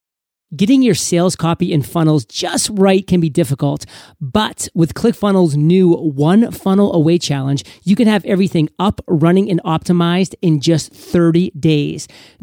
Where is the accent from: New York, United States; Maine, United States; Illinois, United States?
Maine, United States; now in Puerto Rico; So I know that you know I'm from Puerto Rico, or I live in Puerto Rico now, but I'm from Maine originally.